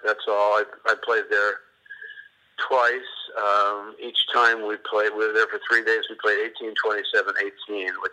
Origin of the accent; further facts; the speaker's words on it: New York, United States; now in Florida, United States; I'm from New York